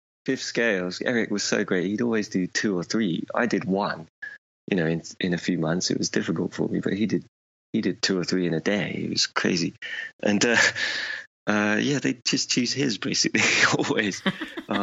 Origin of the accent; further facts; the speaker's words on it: United Kingdom; I'm British